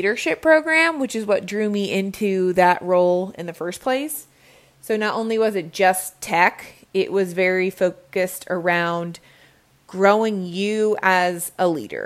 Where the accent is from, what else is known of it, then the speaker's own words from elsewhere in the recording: Cincinnati, Ohio, United States; moved away as an adult; also born or lived in Budapest, Hungary / Virginia; I started off, ironically, back in my hometown of Cincinnati, Ohio